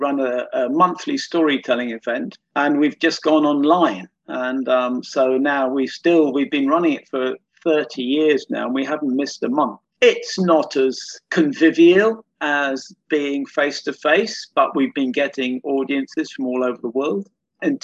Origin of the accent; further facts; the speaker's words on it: London, United Kingdom; moved away; I used to live in London. I was brought up in London.